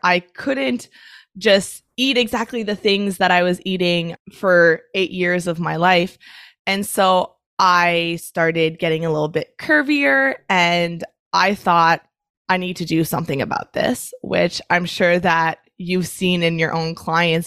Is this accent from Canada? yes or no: yes; Canada; also born or lived in Montreal, Canada; I'm Canadian. I live in Montreal